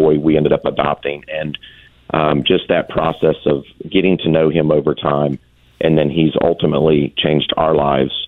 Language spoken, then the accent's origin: English; Atlanta, Georgia, United States; we were all born and raised in Atlanta